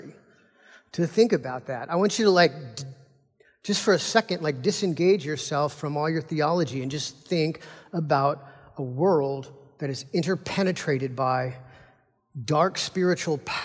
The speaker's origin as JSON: {"language": "English", "country": "United States", "said": "as American Christians, we're Americans"}